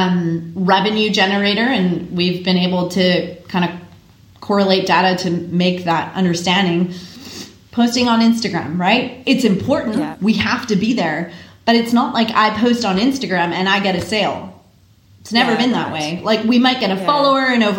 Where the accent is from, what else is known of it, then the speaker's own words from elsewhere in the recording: Canada; now in Australia; as a Canadian